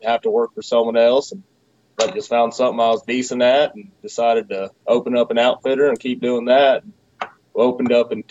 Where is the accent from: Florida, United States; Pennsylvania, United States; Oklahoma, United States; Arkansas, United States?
Oklahoma, United States; also born or lived in Odessa, Texas; I was born in Odessa, Texas. We moved to Oklahoma whenever I was pretty young, so this is pretty much all I know